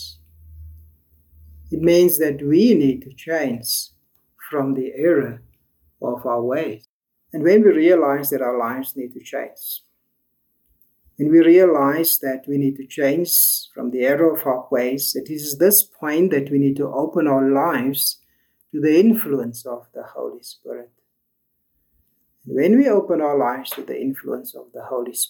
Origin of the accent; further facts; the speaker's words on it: South Africa; us as a South African community